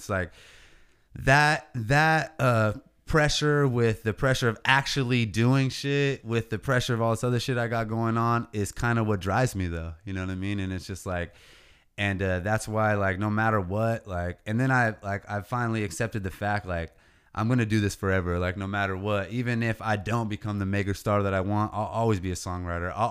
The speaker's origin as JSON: {"language": "English", "region": "California", "country": "United States", "said": "It's where we're from. We're from the Central Coast. We're from the 805. The 805 is fucking ten years behind still."}